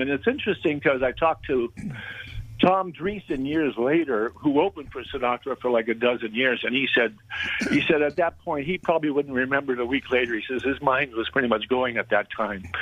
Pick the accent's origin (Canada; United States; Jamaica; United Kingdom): Canada; Montreal, Quebec; my hometown of Montreal